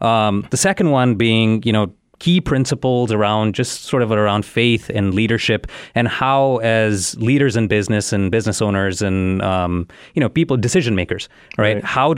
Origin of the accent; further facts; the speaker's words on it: India; now in Chicago, United States; So I moved to Chicago from India, mm-hmm. You know, about 15 years ago, right?